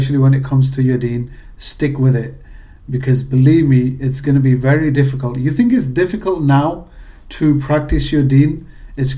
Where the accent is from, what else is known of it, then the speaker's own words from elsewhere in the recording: England, United Kingdom; accent: British; moved away as an adult; also born or lived in Pakistan (ancestry); now in United States; with being British and moving to America, my accent was definitely a conversation starter